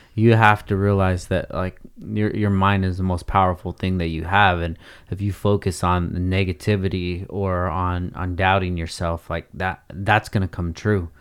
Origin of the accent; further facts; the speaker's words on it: Oxnard, California, United States; The ideas and the person that I am from Oxnard